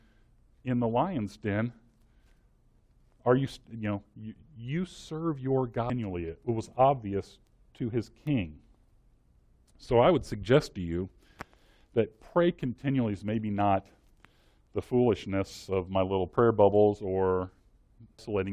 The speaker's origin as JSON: {"language": "English", "town": "Washington", "region": "Missouri", "country": "United States", "tie": "born or raised there", "said": "I grew up in Washington, Missouri"}